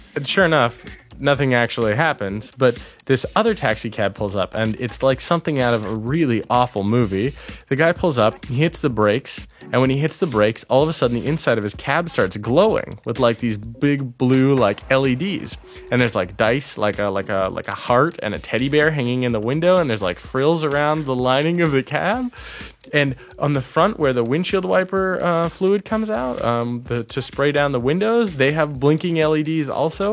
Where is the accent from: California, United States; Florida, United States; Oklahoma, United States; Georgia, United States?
California, United States; a town near San Francisco; moved away as an adult; now in Toronto, Canada